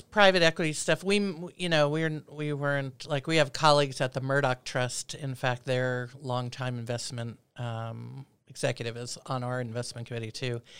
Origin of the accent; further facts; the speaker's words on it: New York City, New York, United States; moved away as an adult; also born or lived in Philadelphia / Berkeley, California; now in Anchorage, United States; I'm originally from Brooklyn, New York